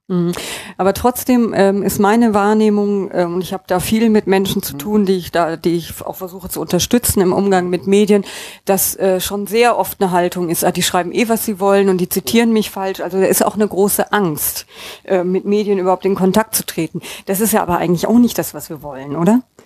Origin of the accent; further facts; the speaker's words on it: Bonn, North Rhine-Westphalia, Germany; Als gebürtige Bonnerin